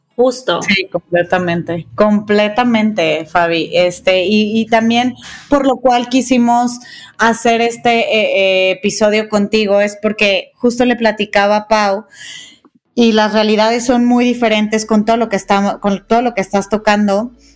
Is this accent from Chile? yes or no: no; Guadalajara, Jalisco, Mexico; now in Mexico City, Mexico; Las dos somos tapatías y desde hace algunos años ya adoptamos la Ciudad de México como nuestro hogar